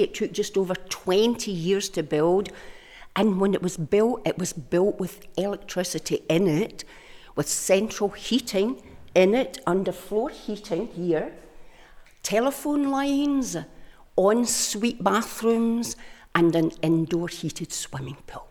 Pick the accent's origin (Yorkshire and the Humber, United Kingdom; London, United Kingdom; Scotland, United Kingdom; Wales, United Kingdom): Scotland, United Kingdom; Glasgow; moved away; also born or lived in Isle of Bute; Me being a Glaswegian